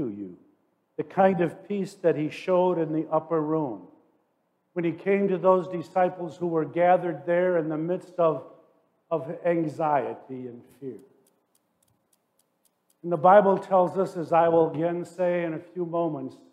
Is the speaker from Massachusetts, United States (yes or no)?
no; Forest Park, Illinois, United States; I grew up in Forest Park, Illinois, suburban Chicago